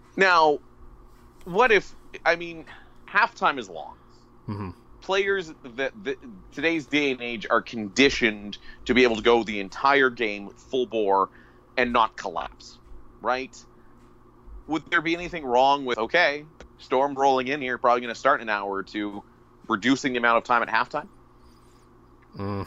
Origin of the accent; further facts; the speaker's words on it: Thunder Bay, Ontario, Canada; now in Saskatchewan, Canada; I'm originally from the Thunder Bay area